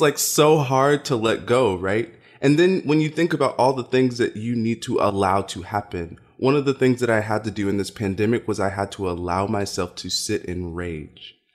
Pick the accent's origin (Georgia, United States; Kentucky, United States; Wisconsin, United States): Kentucky, United States; Louisville; I grew up in Louisville, Kentucky